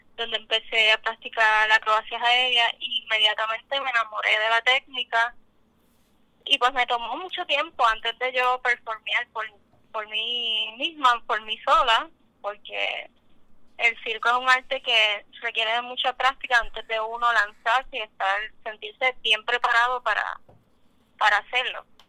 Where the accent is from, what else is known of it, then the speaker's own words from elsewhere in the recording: Puerto Rico; soy artista de circo, y puertorriqueña